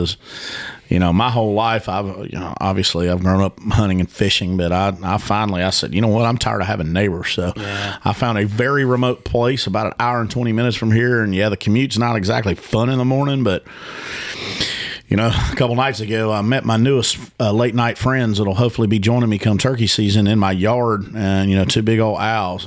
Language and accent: English; South Carolina, United States; My accent was completely out of place here in my hometown